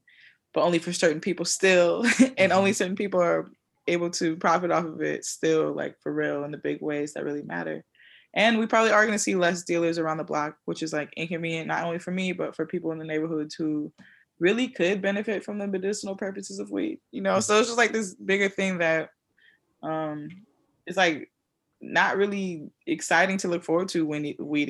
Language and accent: English; Oakland, California, United States; now in New York, United States; I'm from Oakland, born and raised, a place where weed was legalized a long time ago